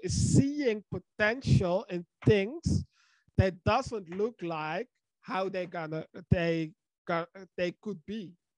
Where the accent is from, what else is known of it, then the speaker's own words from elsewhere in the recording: Netherlands; I'm from the Netherlands